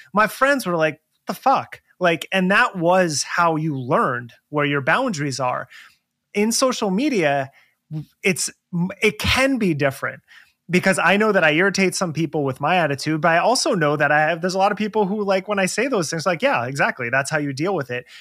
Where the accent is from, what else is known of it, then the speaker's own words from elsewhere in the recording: New Jersey, United States; growing up in New Jersey